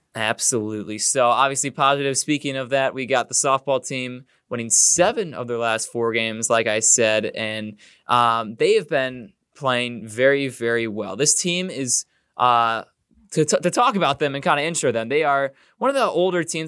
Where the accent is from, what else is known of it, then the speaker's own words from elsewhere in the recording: Illinois, United States; as we are from Illinois